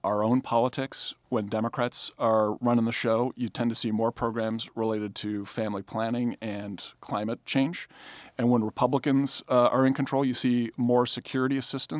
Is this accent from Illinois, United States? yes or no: yes; Chicago, Illinois, United States; I'm from Chicago.